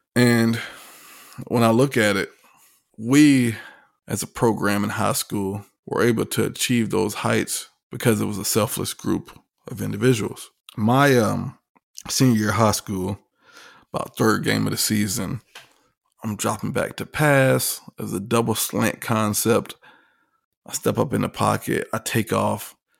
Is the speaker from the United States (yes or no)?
yes; Virginia Beach, Virginia, United States; also born or lived in Hampton, Virginia; I'm from Virginia Beach, Norfolk area. Uh, dad was in the Navy, grew up right there on the coastline